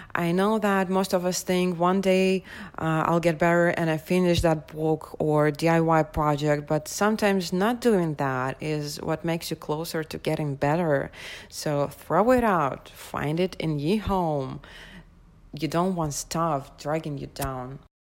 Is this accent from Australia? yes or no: no; Moscow, Russia; I'm from Moscow, Russia